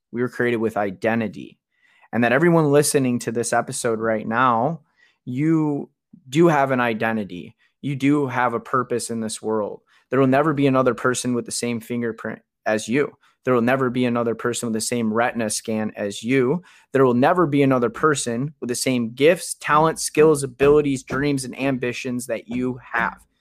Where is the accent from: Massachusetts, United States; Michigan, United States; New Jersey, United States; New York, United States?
Michigan, United States; Kalamazoo; I'm from Kalamazoo. We're both from Michigan